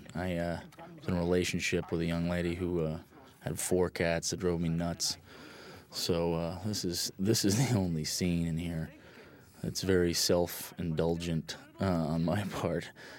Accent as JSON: {"language": "English", "town": "Hartford", "region": "Connecticut", "country": "United States", "also_born_or_lived": "East Coast", "said": "You know, I'm from New England. I was born in Hartford, Connecticut, and lived all up and down the East Coast."}